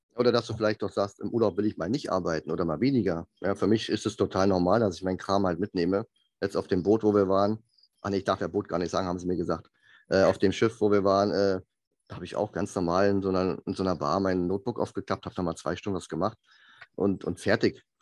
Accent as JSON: {"language": "German", "country": "Germany", "also_born_or_lived": "south of Munich, Bavaria", "said": "als Deutscher"}